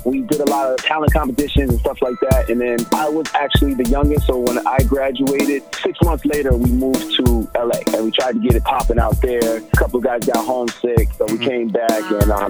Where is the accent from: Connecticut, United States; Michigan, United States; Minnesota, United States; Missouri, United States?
Connecticut, United States; Hartford; also born or lived in California; I'm from Hartford, Connecticut, you know, born and raised, and definitely grew up in the church.